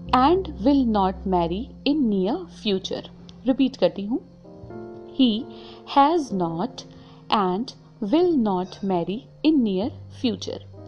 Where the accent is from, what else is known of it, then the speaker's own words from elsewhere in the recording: India; first language Hindi; हम हिंदुस्तानी हैं हमारी मातृभाषा हिंदी है